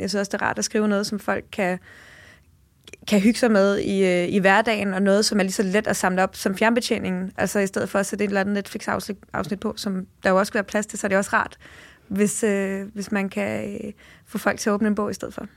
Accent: Jutland, Denmark; now in Copenhagen, Denmark; Jeg er selv, øh, født og opvokset i Jylland

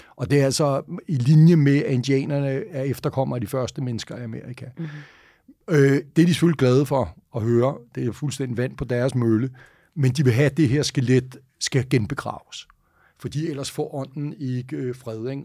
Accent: Denmark; Og det første, jeg tænker sådan rigtig dårligt som dansker

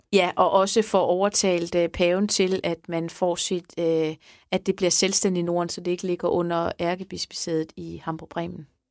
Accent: Sanderum, Southern Denmark, Denmark; Sanderum Kirke, jeg er fra Sanderum, så det er der, hvor jeg er, er blevet konfirmeret og gift og alting

